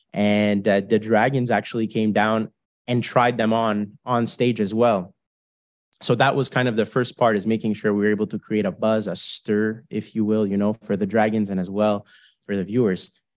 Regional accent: Canada; we're four Canadian guys

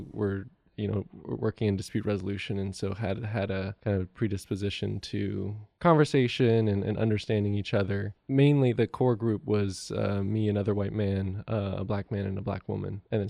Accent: Macau; So I grew up in Macau, China, and if people are familiar with Hong Kong, it's just across the Pearl River Delta from Hong Kong.

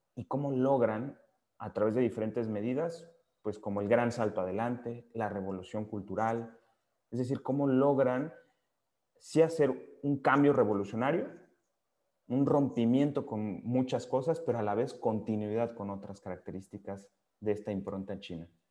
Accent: Mexico; yo soy un principal convencido como, pues como mexicano

